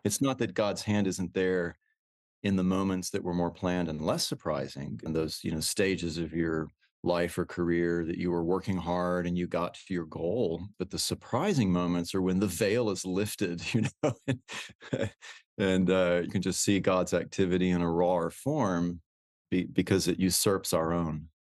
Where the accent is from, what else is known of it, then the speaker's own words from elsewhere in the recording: Houston, Texas, United States; moved away as an adult; I'm actually a native Texan. I, I grew up in Houston